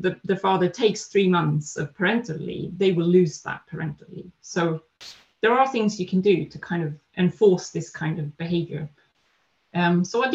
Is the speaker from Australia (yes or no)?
no; Sweden; also born or lived in Netherlands; now in London, United Kingdom; I am Swedish, so I grew up in Sweden